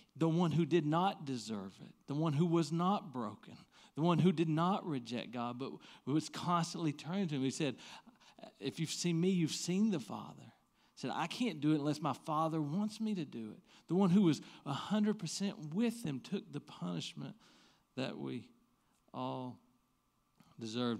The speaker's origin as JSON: {"language": "English", "area": "the Bible Belt", "region": "Southern United States", "country": "United States", "tie": "born or raised there", "said": "growing up in the Bible be-, Belt"}